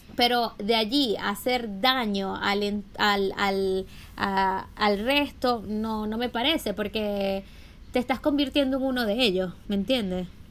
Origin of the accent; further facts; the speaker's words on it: Maracaibo, Zulia, Venezuela; Yo soy maracucha